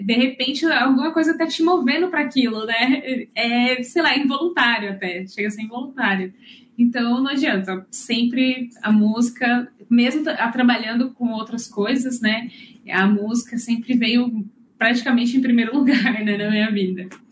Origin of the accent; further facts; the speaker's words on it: São João da Boa Vista, São Paulo, Brazil; moved away as an adult; now in New Zealand; eu sou de São João da Boa Vista, é, no interior de São Paulo.